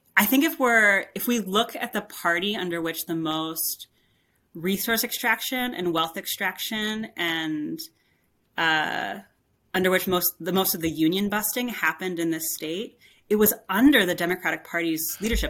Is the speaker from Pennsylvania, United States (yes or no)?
yes; Pittsburgh, Pennsylvania, United States; moved away as an adult; now in West Virginia, United States; I grew up in the Pittsburgh area